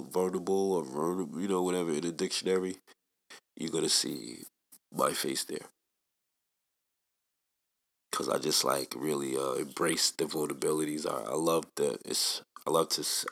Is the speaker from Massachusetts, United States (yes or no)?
no; New York City, New York, United States; I'm from Staten Island